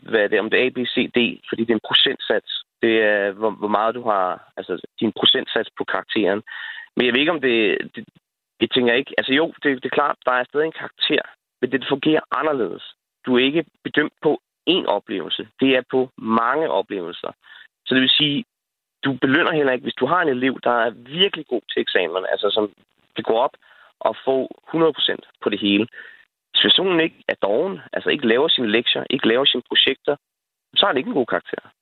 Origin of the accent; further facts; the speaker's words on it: United States; jeg er, jeg er opvokset i udlandet i USA i mange år